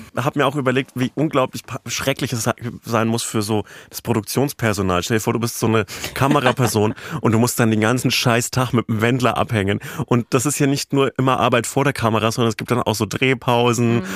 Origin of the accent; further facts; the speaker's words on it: Bavaria, Germany; aus meiner Heimat, dem, dem Süden dieser Republik, aus Bayern